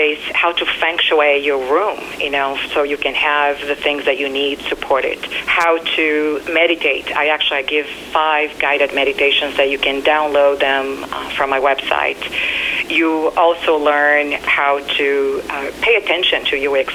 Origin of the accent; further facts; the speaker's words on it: Brazil; moved away; Growing up in Brazil, there was a lot of verbal, physical, and abuse.